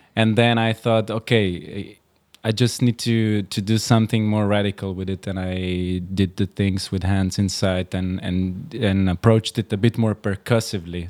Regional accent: Slovenia; born or raised there; moved away as an adult; also born or lived in Rotterdam, Netherlands / Amsterdam, Netherlands

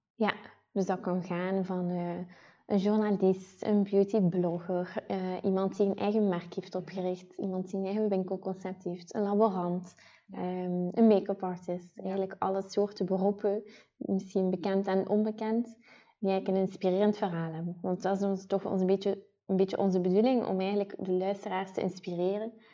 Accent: Ghent, Flanders, Belgium; accent: Ghent; Ik ben afkomstig uit Gent. Dat zullen de mensen wel horen die aan het luisteren zijn en mijn niet te verstoppen accent

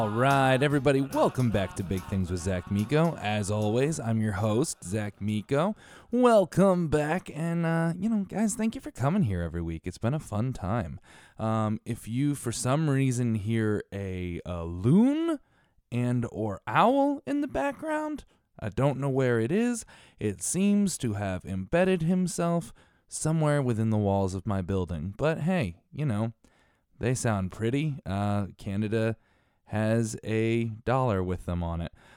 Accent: Connecticut, United States; also born or lived in Bridgeport, Connecticut / Stratford, Connecticut; I was born and raised in Connecticut

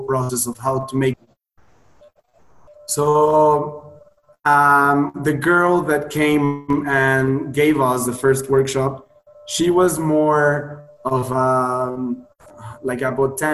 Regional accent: Puebla, Mexico; moved away as an adult; also born or lived in Playa del Carmen, Mexico / Sydney, Australia; I decided to come back to Mexico to my hometown, Puebla

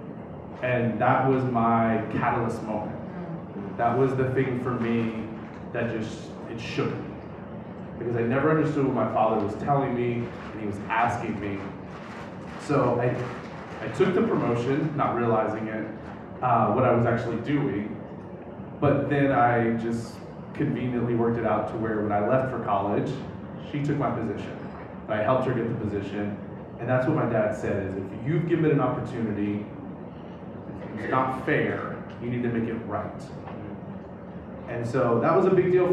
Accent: Southern Louisiana, United States; I come from Southern Louisiana.

